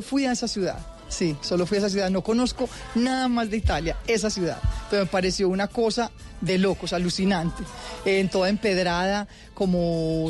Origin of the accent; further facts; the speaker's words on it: Antioquia, Colombia; uno tiene eso en la sangre como como como antioqueño